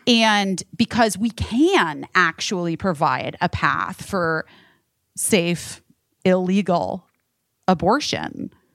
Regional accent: Arizona, United States; I'm from Arizona

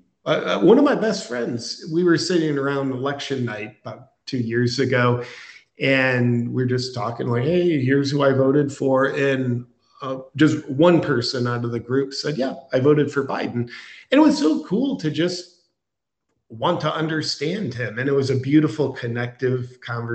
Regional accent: United States; now in Austin, United States; I was born in America

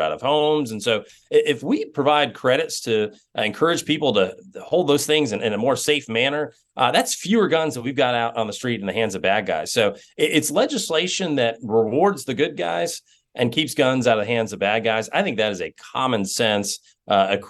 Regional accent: Georgia, United States; I come from Georgia

